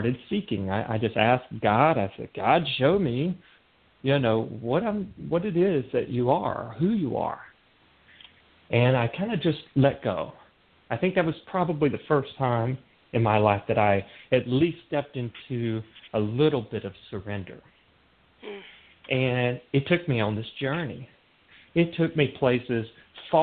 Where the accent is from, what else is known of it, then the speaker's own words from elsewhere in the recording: North Carolina, United States; moved away as an adult; also born or lived in Seattle, Washington; this little town that I grew up in North Carolina